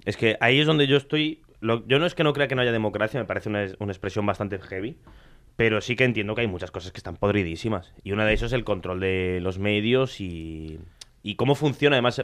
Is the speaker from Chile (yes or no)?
no; Argentina; yo soy argentino. Yo tengo ascendencia italiana